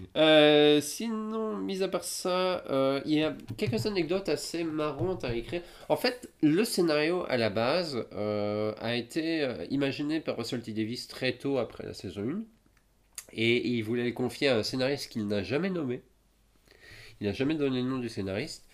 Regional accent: France; je suis de France

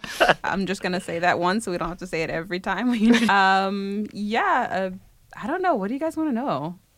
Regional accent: United States; now in France; I'm from the US

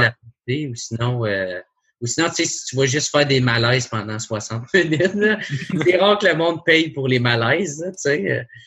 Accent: Gatineau, Quebec, Canada; je viens de Gatineau, tu sais, c'est euh, à deux heures de Montréal, il n'y a, rien

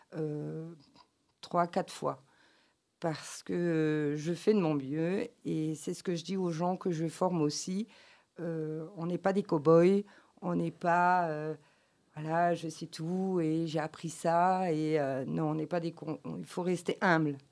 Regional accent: Belgium; je suis belge et née en Belgique

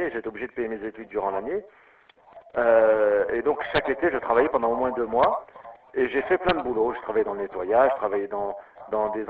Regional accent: Lyon, Auvergne-Rhône-Alpes, France; born there; Euh, alors moi je suis né euh

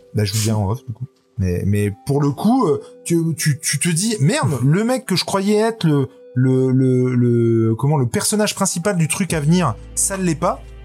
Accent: France; chez nous en France

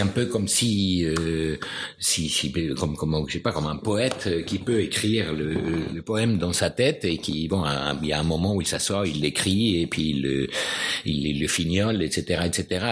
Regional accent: Buenos Aires, Argentina; French is a second language; moved away as an adult; now in France; quand je suis parti de Buenos Aires

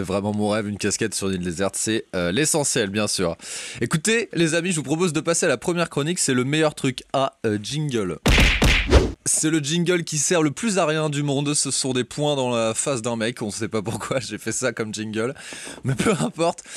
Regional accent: Brittany, France; moved away; chez moi en Bretagne

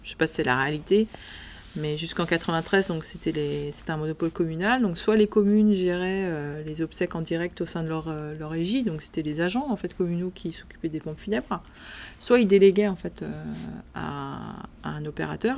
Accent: France; Chez nous, en France

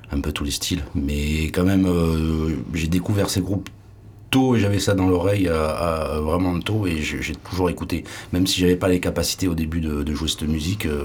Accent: Limoges, Nouvelle-Aquitaine, France; also born or lived in Paris banlieue; now in Landes, France; Je suis de Limoges. Je suis né à Limoges.

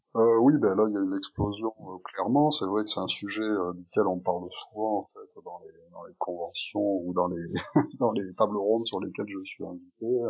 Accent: Bordeaux, Nouvelle-Aquitaine, France; moved away as an adult; also born or lived in Dieppe; je suis originaire de Bordeaux

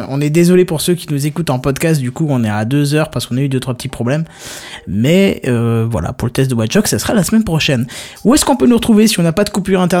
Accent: Belgium; Je suis belge hein, une fois.

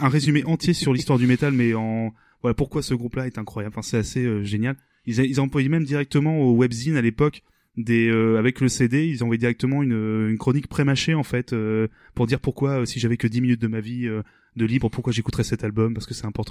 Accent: Rouen, Normandy, France; nous on est originaire de Rouen

